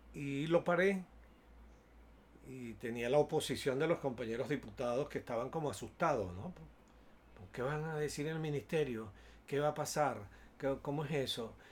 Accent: Venezuela; Tenía yo 11, 11 o 12 años de edad cuando se produjo un hecho político en mi país

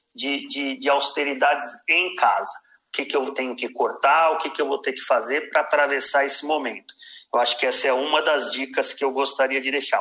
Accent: Brazil; enquanto brasileiro

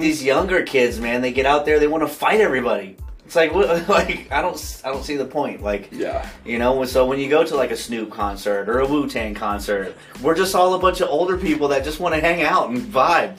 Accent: Mississippi, United States; I grew up in the South, um, in Mississippi.

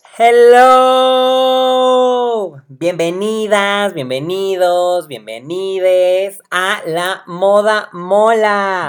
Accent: Puebla, Mexico; Soy poblano

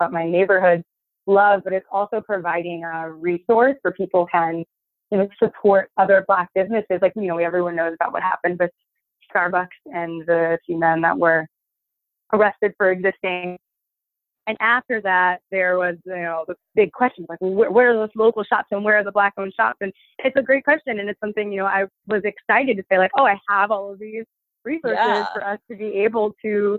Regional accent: Hartford, Connecticut, United States; moved away as an adult; also born or lived in New York; the journey begins in Connecticut, where I'm from. I'm from Hartford, Connecticut

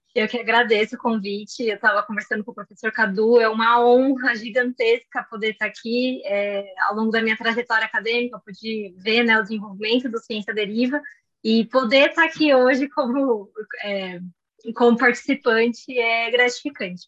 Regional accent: São Paulo, Brazil; also born or lived in Germany; morei minha vida inteira em São Paulo, ainda moro

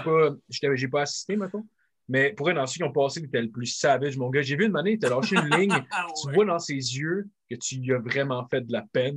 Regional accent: Sainte-Julie, Quebec, Canada; je viens de Sainte-Julie

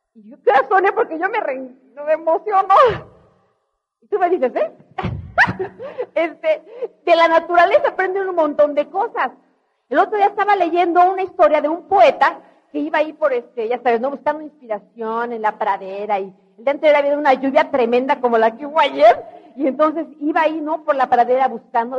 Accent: Mexico; yo también soy mexicana, de veras

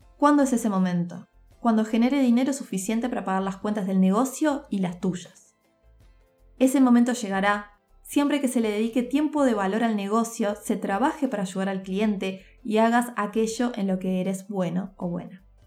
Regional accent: Montevideo, Uruguay; also born or lived in Turin, Italy; nací en Montevideo, Uruguay

